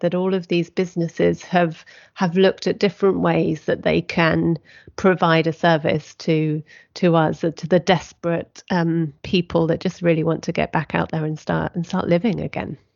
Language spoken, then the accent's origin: English; United Kingdom; we are British